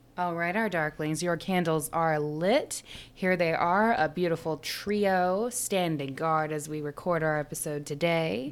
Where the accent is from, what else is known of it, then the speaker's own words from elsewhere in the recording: the South, United States; we come from the South